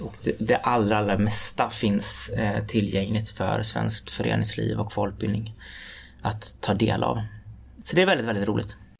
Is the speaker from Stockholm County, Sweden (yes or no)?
no; Floda, Västra Götaland, Sweden; Ungdomens nykterhetsförbund hemma i Floda i Lerums kommun